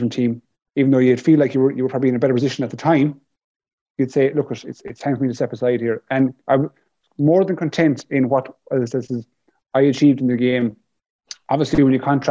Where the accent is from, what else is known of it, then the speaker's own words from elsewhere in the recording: Galway, Connacht, Ireland; to be from Galway